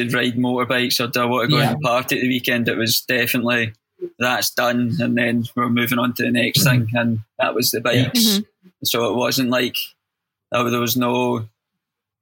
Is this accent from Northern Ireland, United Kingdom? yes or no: no; Glasgow, Scotland, United Kingdom; accent: Scottish; now in Portsmouth, United Kingdom; I'm from Glasgow, but I live in Portsmouth now, so maybe I've learned to pronounce my words a bit better